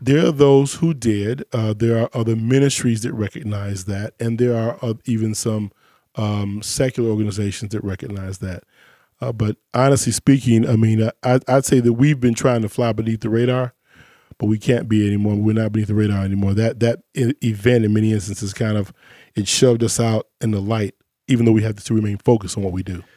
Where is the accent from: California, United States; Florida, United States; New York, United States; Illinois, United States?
Illinois, United States; Chicago; I grew up in Chicago